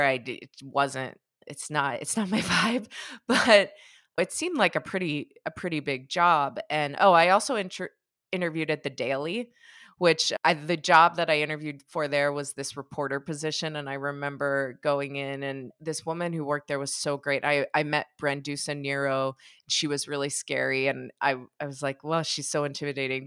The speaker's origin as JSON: {"language": "English", "town": "Pittsburgh", "region": "Pennsylvania", "country": "United States", "tie": "born or raised there", "said": "I grew up in Pittsburgh."}